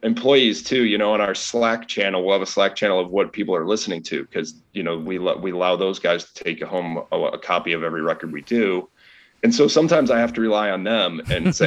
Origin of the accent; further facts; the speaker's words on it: Chicago, Illinois, United States; I've lived here pretty much my whole life